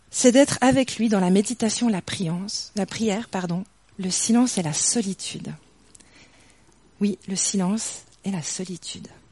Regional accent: near Morges, Vaud, Switzerland; j'ai grandi à Yann, franchement pas très loin d'ici, de l'autre côté de Morges

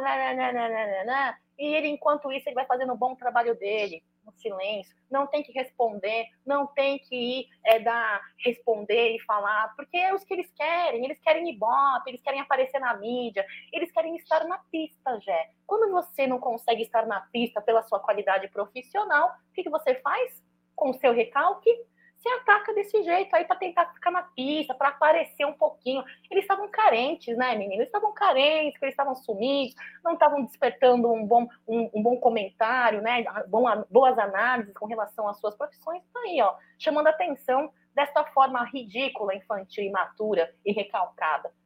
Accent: Brazil; eu não sou coreana, eu sou brasileira.

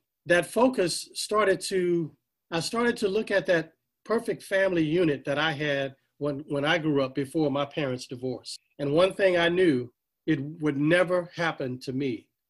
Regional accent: Lafayette, United States; My mother moved back to my hometown of Lafayette, where I had many cousins.

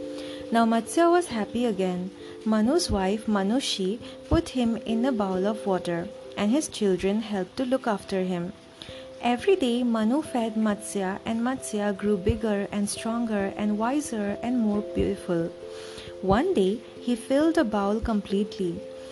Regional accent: India; my home country

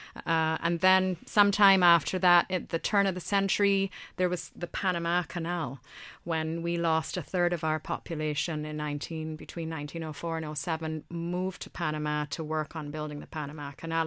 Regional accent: Barbados; my family have been in Barbados since sixteen forty-eight.

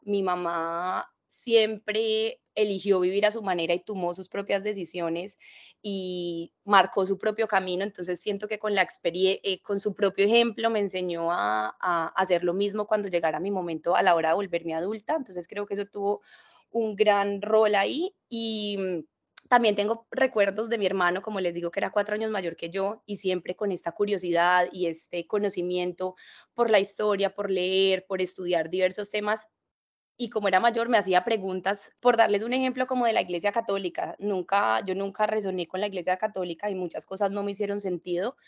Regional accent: Cali, Valle del Cauca, Colombia; accent: caleño mixed with paisa; moved away; also born or lived in Bali; es una mujer que nace eh, en Cali, yo soy caleña

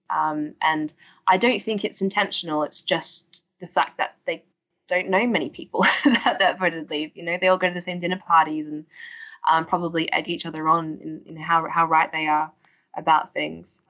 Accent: Australia; now in United Kingdom; as you can hear from my accent, I'm originally from Australia, and um, summers aren't exactly grey and rainy where I'm from.

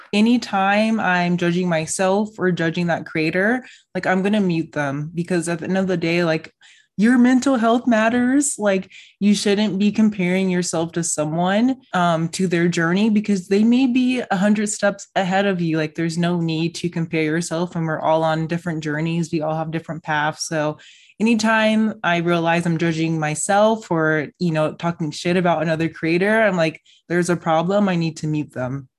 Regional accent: Las Vegas, Nevada, United States; I'm from Vegas

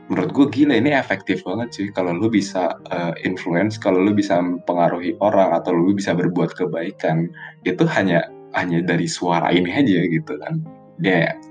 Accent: Jakarta, Indonesia; gue dari Jakarta jadi gue emang lahir di Jakarta sekolah gue gede di Jakarta abis itu gue sekolah di Jakarta

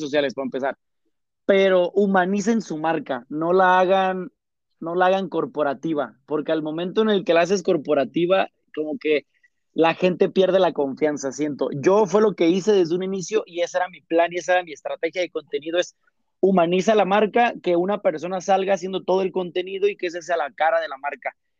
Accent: Uruapan, Michoacán, Mexico; moved away; yo soy de Michoacán, ¿no? De Ollada Uruapan

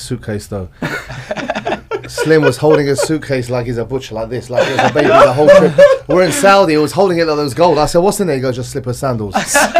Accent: Essex, East of England, United Kingdom; I'm from Essex in UK

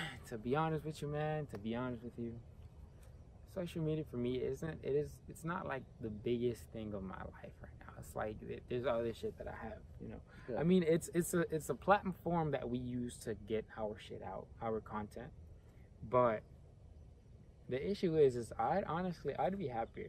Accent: Honduras; moved away

